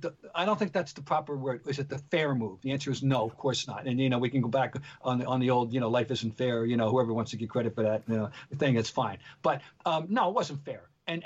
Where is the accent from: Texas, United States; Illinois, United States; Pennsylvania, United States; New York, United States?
New York, United States; You and I grew up in New York, the Garden, the Mecca, basketball, blah, blah, blah.